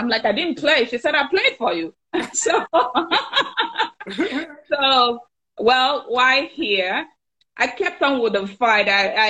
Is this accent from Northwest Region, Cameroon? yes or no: yes; Jakiri, Northwest Region, Cameroon; now in Chicago, United States; I hail from Sao, Cameroon. I was born in Jakiri, a tribe I'm very proud of. I come from a family of six.